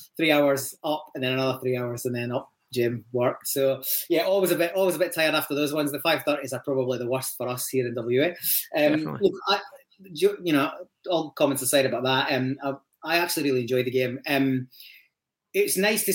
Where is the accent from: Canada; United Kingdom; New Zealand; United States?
United Kingdom; Aberdeenshire, Scotland; moved away as an adult; also born or lived in Leeds, England; now in Perth, Australia; originally from deepest, darkest Aberdeenshire, luckily enough to grow up in a Celtic family